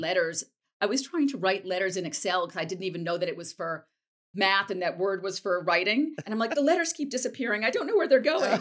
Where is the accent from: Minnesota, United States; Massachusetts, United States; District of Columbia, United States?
Massachusetts, United States; Wellesley; moved away; also born or lived in New York; I grew up in a town called Wellesley